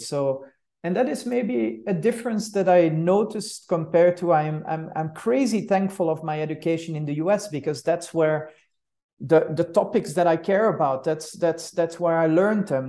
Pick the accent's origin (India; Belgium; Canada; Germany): Belgium; Brussels, Brussels-Capital Region; moved away as an adult; also born or lived in Switzerland / United States; now in Zurich, Switzerland; I'm, I'm, uh, from Brussels, from Brussels, Belgium. That's also where I star-, started my studies